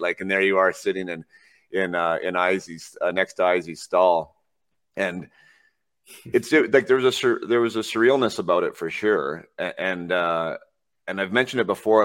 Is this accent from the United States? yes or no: no; Vernon, British Columbia, Canada; I'm from Vernon, British Columbia.